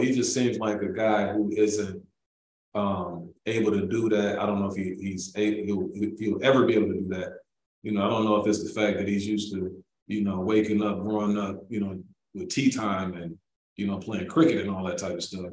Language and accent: English; Milwaukee, Wisconsin, United States; I'm from Milwaukee, Wisconsin.